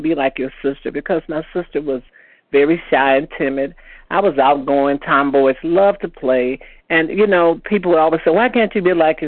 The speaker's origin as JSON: {"language": "English", "town": "Chicago", "region": "Illinois", "country": "United States", "tie": "born or raised there", "moved": "as an adult", "lives_now": "Indiana, United States", "said": "I moved from my hometown of Chicago to a little town in Indiana"}